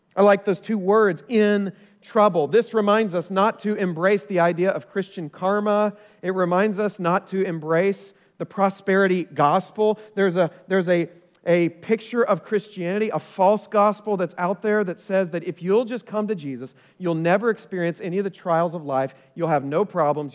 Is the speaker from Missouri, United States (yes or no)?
no; Oklahoma, United States; also born or lived in Ohio; now in Collierville, United States; I grew up in Oklahoma